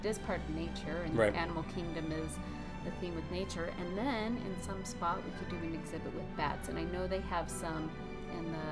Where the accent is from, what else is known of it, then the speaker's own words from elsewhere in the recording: Tucson, Arizona, United States; growing up in Tucson